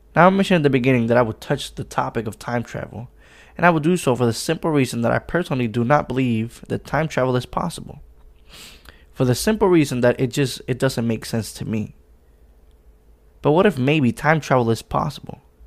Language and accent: English; Puerto Rico; I'm from Puerto Rico, so obviously there's oceans